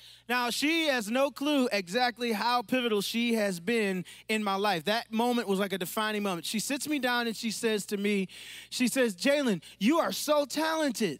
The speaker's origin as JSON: {"language": "English", "town": "Pontiac", "region": "Michigan", "country": "United States", "tie": "born or raised there", "also_born_or_lived": "Waterford, Michigan / Oxford, Michigan", "said": "I grew up and I was raised in Pontiac, Michigan, not too far from here."}